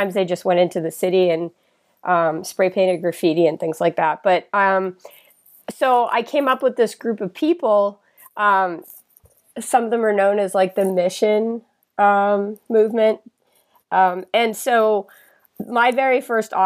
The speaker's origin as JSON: {"language": "English", "town": "Boston", "region": "Massachusetts", "country": "United States", "tie": "born or raised there", "also_born_or_lived": "San Francisco, California", "moved": "as an adult", "lives_now": "Ventura, United States", "said": "born and raised in Boston."}